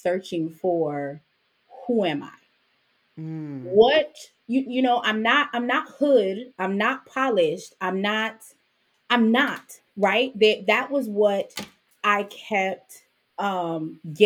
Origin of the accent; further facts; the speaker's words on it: New York City, New York, United States; also born or lived in Jamaica; I was born in the Jamaican West Indies. I grew up in Brooklyn. I came to the States when I was 5